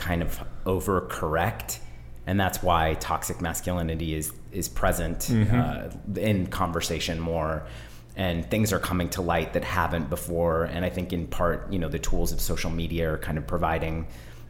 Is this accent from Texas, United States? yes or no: no; Bay Area, California, United States; I grew up in the Bay Area, so I'm a deep hippie